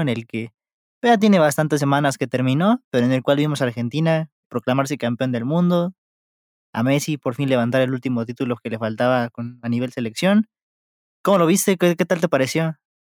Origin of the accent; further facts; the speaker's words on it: Mexico; como mexicano